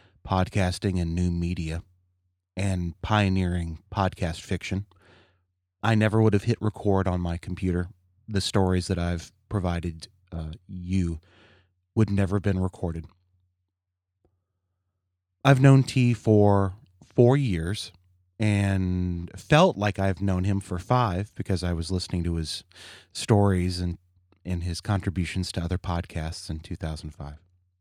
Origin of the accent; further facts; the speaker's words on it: Kentucky, United States; My folks, you know, I grew up in Kentucky, and my folks divorced